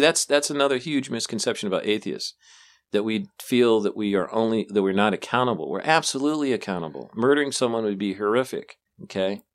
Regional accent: United States; being born and raised in America

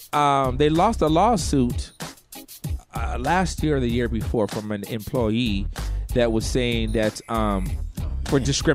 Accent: Rowland Heights, California, United States; Rolling Heights, California, all day, every day, off the 60 freeway.

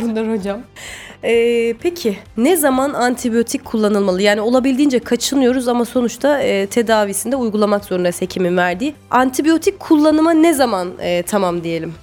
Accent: Samsun, Turkey; also born or lived in Istanbul; Ben doğma büyüme Samsunluyum

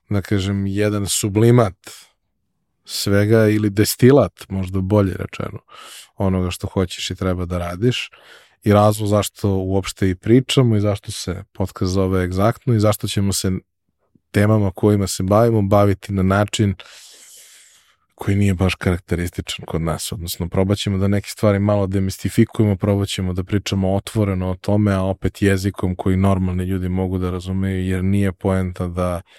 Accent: Serbia; mi smo Srbi ili nismo Srbi, ali smo odavde

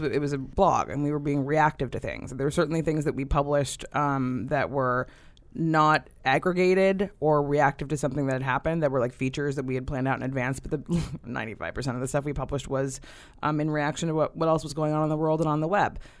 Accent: Davis, California, United States; moved away; I grew up in Davis, California

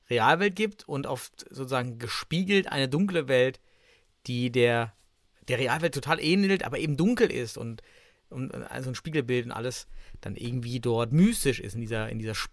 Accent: Thuringia, Germany; als Thüringer, natürlich.

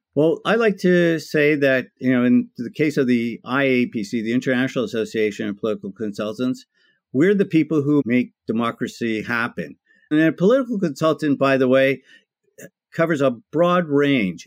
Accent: Toronto, Ontario, Canada; I'm one of those few people that are actually born and raised in Toronto, Ontario, Canada

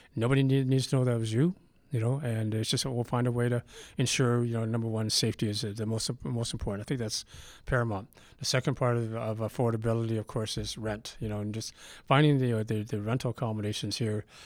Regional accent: Vancouver, British Columbia, Canada; now in Calgary, Canada; Growing up in Vancouver

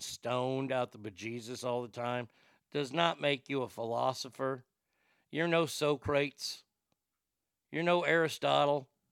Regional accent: Texas, United States; as a Texan

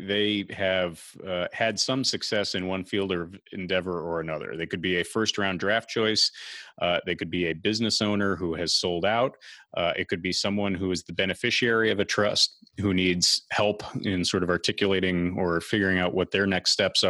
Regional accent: Westchester County, New York, United States; I'm from Westchester County

